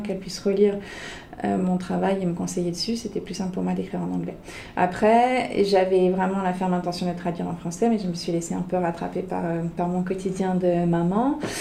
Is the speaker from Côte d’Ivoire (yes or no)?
no; France; moved away as an adult; now in Toronto, Canada; quand on vient de France